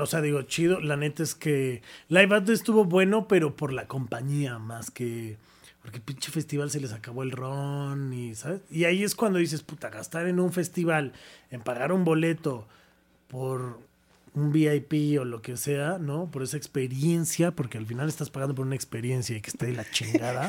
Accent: Mexico; yo como mexicano

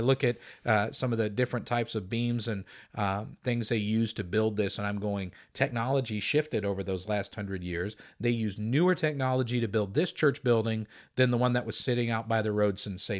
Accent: Valley Center, Kansas, United States; the church I grew up in Valley Center, Kansas, there were deaf people who attended.

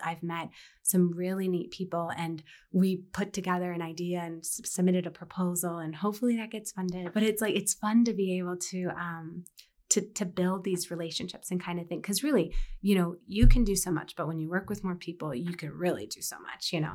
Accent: Fort Collins, Colorado, United States; grow up in Fort Collins and experience, like, K through twelve

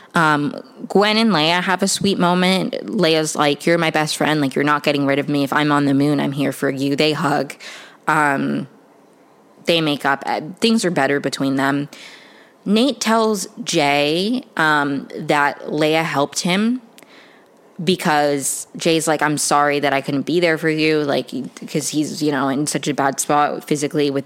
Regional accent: Venezuela; I'm from Venezuela

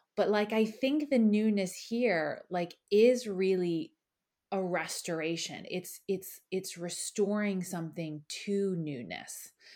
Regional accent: Philadelphia, Pennsylvania, United States; moved away as an adult; now in Ireland; I'm originally from Philadelphia, and I grew up in a really wonderful home

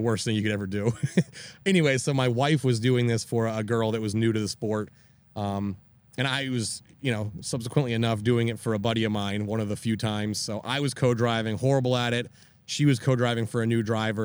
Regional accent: Maine, United States; now in Tampa, United States; I grew up in Maine on a hundred acres, out in the woods

